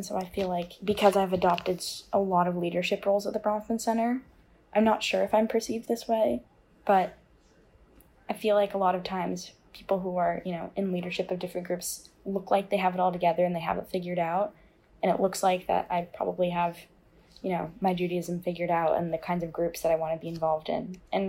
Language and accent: English; Los Angeles, California, United States; moved away as an adult; Since I grew up in West LA, there were a lot of Jewish kids that went to my high school. So it was just very normal for me just to kind of be Jewish, but not feel super, super religiously Jewish.